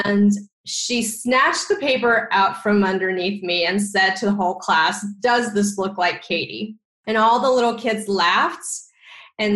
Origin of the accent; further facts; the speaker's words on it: Texas, United States; I am Asian American, and I grew up in Texas, where there weren't a lot of Asian Americans